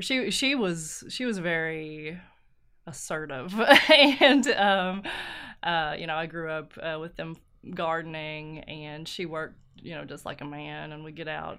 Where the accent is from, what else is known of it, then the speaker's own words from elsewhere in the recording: Ermine, Kentucky, United States; also born or lived in Knott County, Kentucky; I am from Ermine, which is here in Letcher County, Kentucky